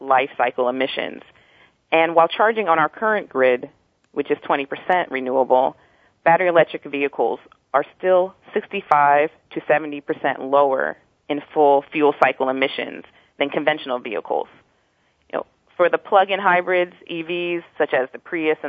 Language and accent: English; New Jersey, United States; now in California, United States; I'm from New Jersey myself